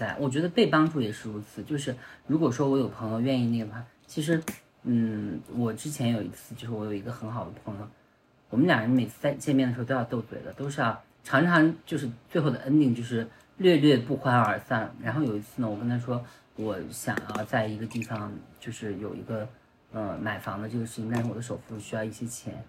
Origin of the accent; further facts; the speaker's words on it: Ningxia, China; moved away as an adult; also born or lived in Changsha; now in Beijing, China; 至少我在宁夏